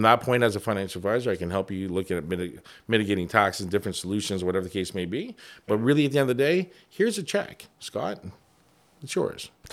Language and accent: English; Toronto, Ontario, Canada; moved away as an adult; now in Windsor, Canada; I'm Chinese Jamaican. I grew up in Toronto